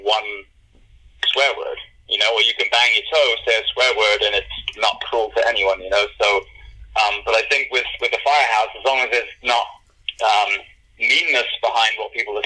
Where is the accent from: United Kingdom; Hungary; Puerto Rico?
United Kingdom; moved away; as we Brits tend to be